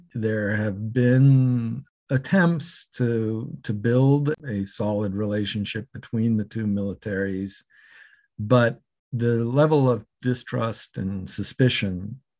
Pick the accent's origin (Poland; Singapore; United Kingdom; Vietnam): Singapore; also born or lived in Malaysia; My parents were Methodist missionaries, so I grew up in Southeast Asia, Singapore and Malaysia.